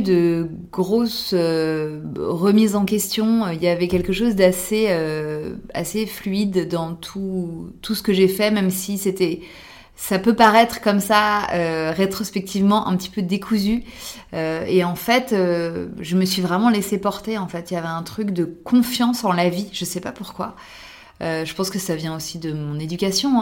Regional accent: France; also born or lived in New York; en tant que Française

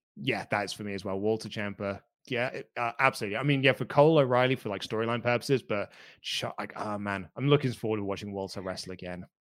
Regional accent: United Kingdom; I'm British

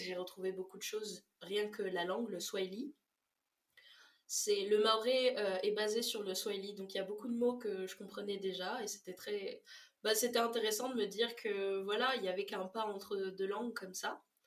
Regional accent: Réunion; also born or lived in Mayotte; Je viens de La Réunion et de Mayotte, qui sont deux îles dans l'océan Indien

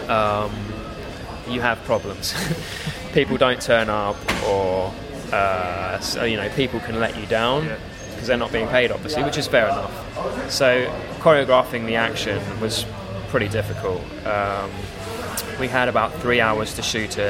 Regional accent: Cambridge, East of England, United Kingdom; moved away as an adult; also born or lived in Hong Kong / Thailand; now in London, United Kingdom; I was born in Cambridge

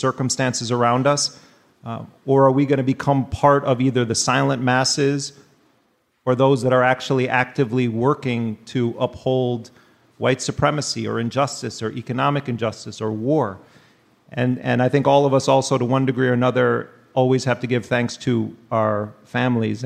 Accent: Milwaukee, Wisconsin, United States; they chose to raise us in Milwaukee, Wisconsin

